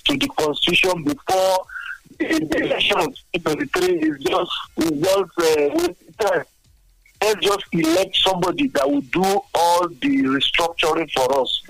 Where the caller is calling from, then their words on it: Abeokuta, Ogun State, Nigeria; I'm calling from Barekuta.